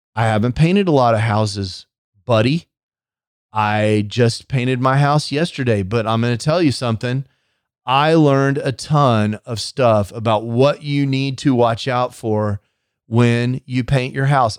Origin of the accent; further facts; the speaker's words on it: Texas, United States; I'm from Texas.